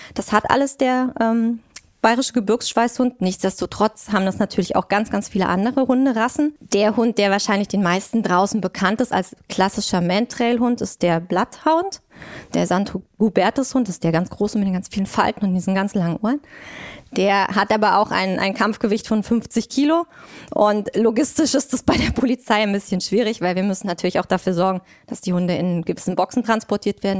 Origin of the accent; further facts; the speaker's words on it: Thuringia, Germany; moved away as an adult; now in Berlin, Germany; komme ich aus Thüringen